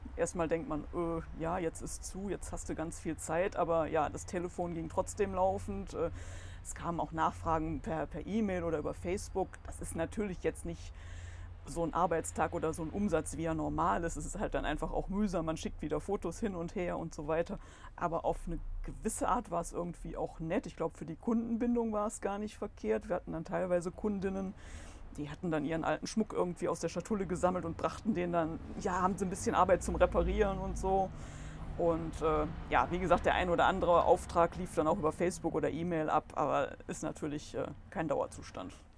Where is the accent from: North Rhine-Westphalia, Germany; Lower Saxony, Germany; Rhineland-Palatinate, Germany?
North Rhine-Westphalia, Germany; Solingen; ich bin auch hier geboren. Damals war das ja auch noch möglich in der Lukas-Klinik